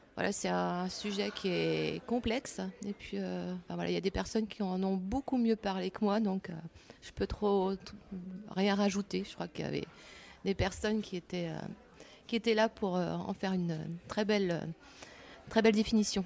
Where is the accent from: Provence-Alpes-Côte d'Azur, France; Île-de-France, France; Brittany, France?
Brittany, France; Breton; je suis bretonne aussi, comme Géraldine